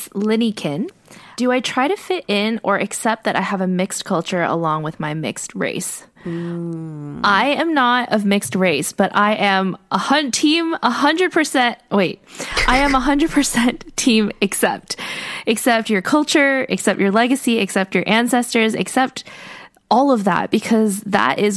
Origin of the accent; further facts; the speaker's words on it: United States; I am only American